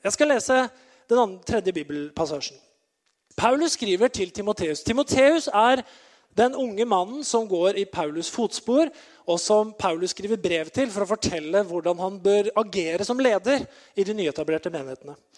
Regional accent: Norway; jeg har vokst opp i Betania, eh, lenger opp i gata her

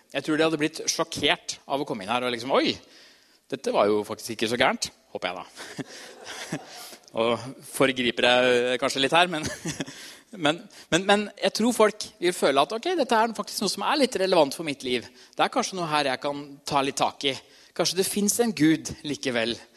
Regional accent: Trysil, Innlandet, Norway; moved away; Jeg kommer fra Trysil

